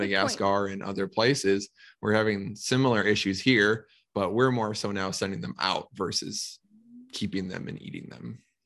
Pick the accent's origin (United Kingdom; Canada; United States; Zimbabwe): United States; Minnesota; I'm from Minnesota